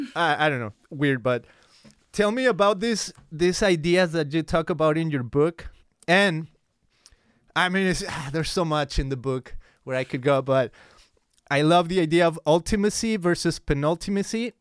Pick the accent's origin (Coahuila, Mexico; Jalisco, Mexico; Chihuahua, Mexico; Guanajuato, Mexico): Jalisco, Mexico; Guadalajara; now in United States; I grew up in Guadalajara, Mexico. Uh, it's a city in the state of Jalisco